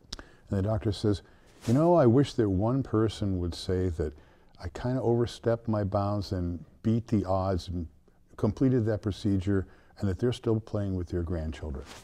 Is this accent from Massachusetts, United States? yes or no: yes; South Deerfield, Massachusetts, United States; I grew up in South Deerfield, which is a small town